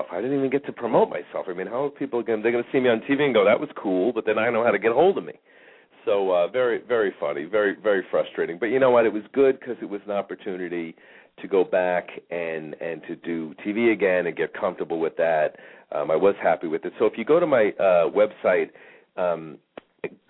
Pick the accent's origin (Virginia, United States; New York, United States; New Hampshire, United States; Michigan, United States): New York, United States; moved away; I'm from New York originally